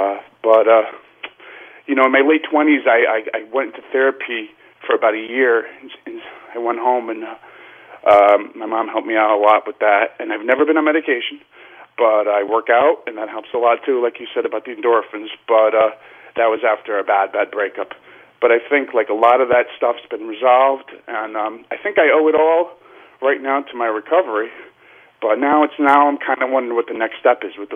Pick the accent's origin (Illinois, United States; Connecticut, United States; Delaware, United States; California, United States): Connecticut, United States; now in Manhattan, United States; I grew up in Connecticut